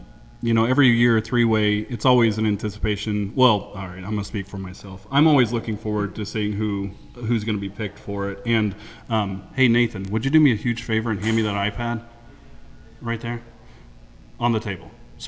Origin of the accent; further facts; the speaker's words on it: East Coast, United States; I didn't even know about Fort George because I came from the East Coast